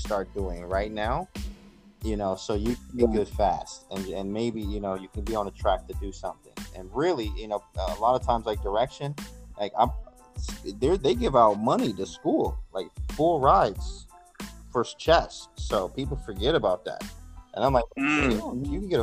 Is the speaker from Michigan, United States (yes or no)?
yes; Detroit, Michigan, United States; I'm from Detroit, Michigan